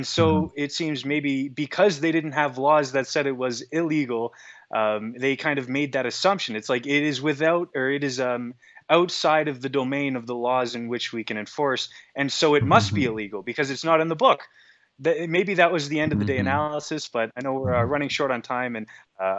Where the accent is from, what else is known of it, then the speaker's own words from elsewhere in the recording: Toronto, Ontario, Canada; now in Alberta, Canada; I'm from Alberta, originally Toronto, but yeah.